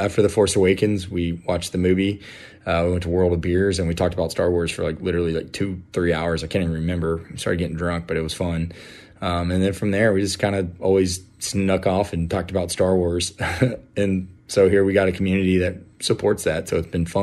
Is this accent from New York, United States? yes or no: no; Houston, Texas, United States; I'm from Houston